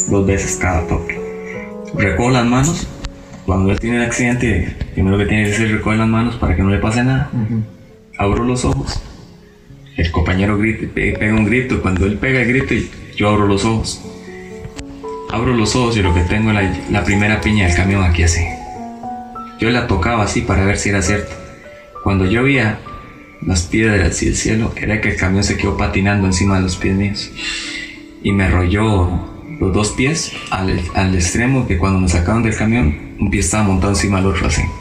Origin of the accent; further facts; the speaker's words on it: Alajuela, Costa Rica; bueno, yo originalmente soy de La Palmita.